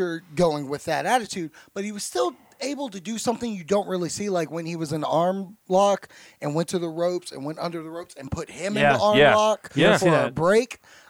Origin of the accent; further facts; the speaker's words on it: Minnesota, United States; I'm from Minnesota.